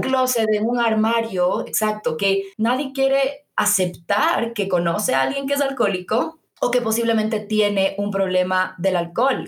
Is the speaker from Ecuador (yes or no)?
yes; Quito, Pichincha, Ecuador; nosotras somos de Quito, obviamente, y, hemos crecido aquí